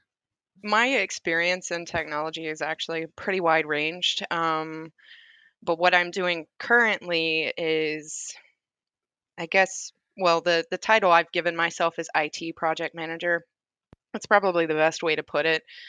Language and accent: English; Summertown, Tennessee, United States; moved away as an adult; also born or lived in Hohenwald, Tennessee; now in Oklahoma, United States; I grew up in Summertown, Tennessee, but I graduated and went to school in Hohenwald, Tennessee